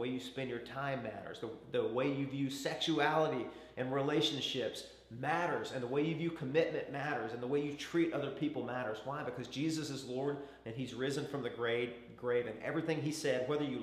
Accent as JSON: {"language": "English", "region": "Arkansas", "country": "United States", "tie": "born or raised there", "said": "I grew up in Arkansas, and there was a little taxidermy shop down the road from us"}